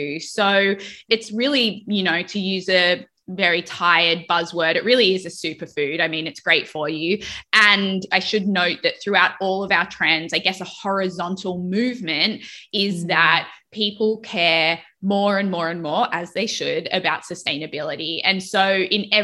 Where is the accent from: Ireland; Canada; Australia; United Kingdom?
Australia; now in United States; growing up in Australia